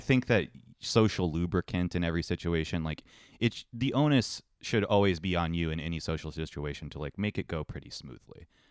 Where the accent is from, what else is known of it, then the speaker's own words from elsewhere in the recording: Ohio, United States; growing up in Ohio